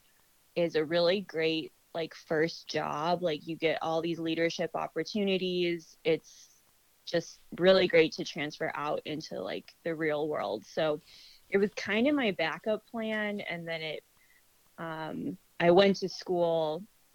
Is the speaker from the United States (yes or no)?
yes; Aurora, Colorado, United States; moved away as an adult; also born or lived in Boston, Massachusetts / Bethesda, Maryland; I'm from Colorado, from Aurora